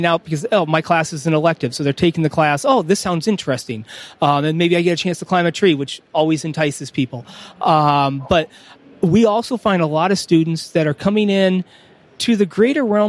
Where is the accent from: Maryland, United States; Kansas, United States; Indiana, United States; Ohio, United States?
Indiana, United States; Fort Wayne; also born or lived in California / East Coast / West Coast; now in West Virginia, United States; While I was born out in California, I grew up in Indiana. We moved when I was four, so I'm a Northeast Indiana, Fort Wayne native.